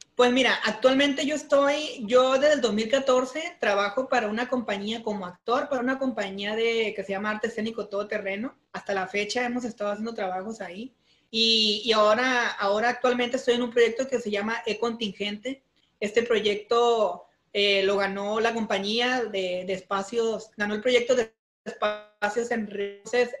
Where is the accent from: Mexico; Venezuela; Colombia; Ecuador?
Mexico; Durango; now in Culiacán, Mexico; soy de un rancho, soy de Durango